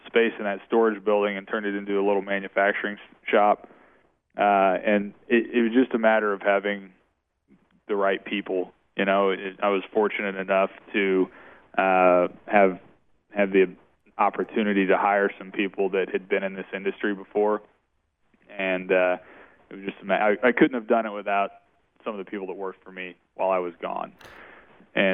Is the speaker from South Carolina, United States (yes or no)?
no; Shell Knob, Missouri, United States; I grew up in Shell Knob, Missouri